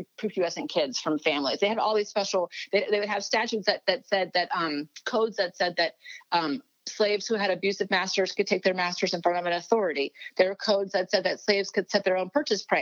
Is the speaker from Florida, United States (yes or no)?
yes; Miami, Florida, United States; I grew up in Miami, Florida